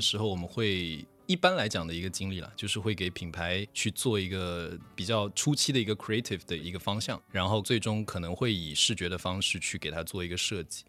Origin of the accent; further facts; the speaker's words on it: Wenzhou, Zhejiang, China; 我是在浙江温州出生长大的